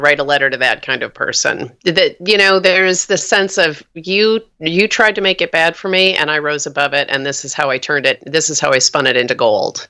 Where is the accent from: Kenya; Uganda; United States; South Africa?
United States; New York; now in Oakland, United States; I'm from New York. My whole family's uh, back on the East Coast